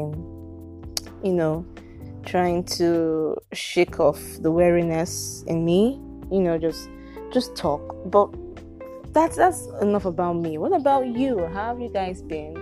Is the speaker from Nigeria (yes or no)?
yes; Nigeria; I can't even come out and proudly say that I'm Nigerian